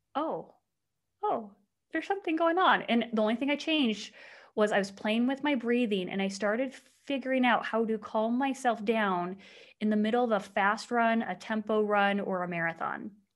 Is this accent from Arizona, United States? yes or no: yes; Mesa, Arizona, United States; I grew up in Mesa, Arizona.